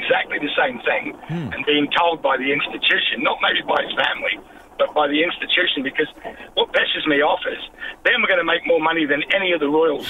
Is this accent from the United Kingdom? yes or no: yes; Scotland, United Kingdom; I'm Scottish, mate.